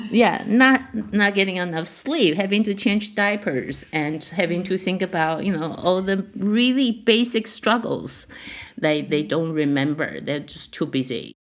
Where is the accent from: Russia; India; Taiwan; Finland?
Taiwan; also born or lived in San Diego / Montreal; now in Toronto, Canada; when I was growing up in Taiwan